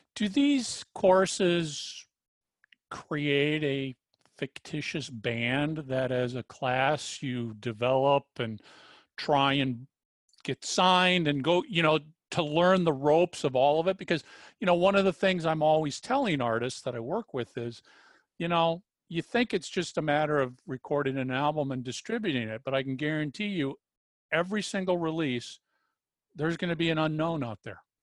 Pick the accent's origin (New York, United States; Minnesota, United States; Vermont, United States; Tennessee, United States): Minnesota, United States; I was brought up in Minnesota